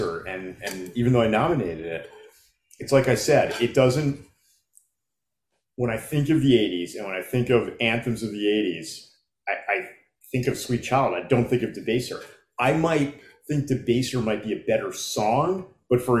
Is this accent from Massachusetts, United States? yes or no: yes; Massachusetts, United States; I grew up in Massachusetts